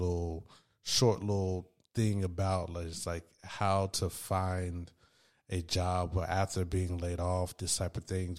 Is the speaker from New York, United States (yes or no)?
no; Raleigh, North Carolina, United States; also born or lived in Durham, North Carolina; I'm from Raleigh, North Carolina